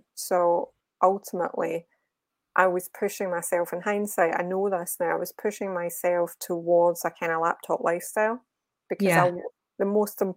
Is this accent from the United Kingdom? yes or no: yes; Glasgow, Scotland, United Kingdom; moved away as an adult; also born or lived in Birmingham; now in Walsall, United Kingdom; I'm from Glasgow. I haven't lost the accent, thankfully